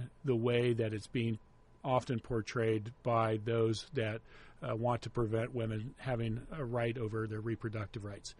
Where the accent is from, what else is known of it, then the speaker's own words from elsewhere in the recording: Ohio, United States; now in Orange County, United States; I'm originally from Clovis, Ohio